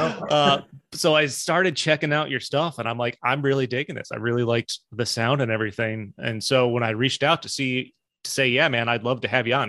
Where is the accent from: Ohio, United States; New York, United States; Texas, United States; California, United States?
New York, United States; Albany; moved away as an adult; also born or lived in Spartanburg, South Carolina; I'm from the Albany, Schenectady area